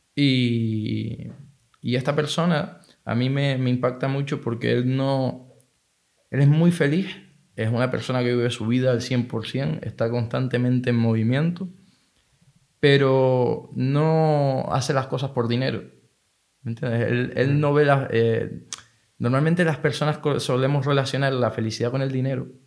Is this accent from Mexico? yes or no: no; Tenerife, Canary Islands, Spain; moved away as an adult; nací aquí en Tenerife, me crié aquí en Tenerife toda mi vida hasta hace dos años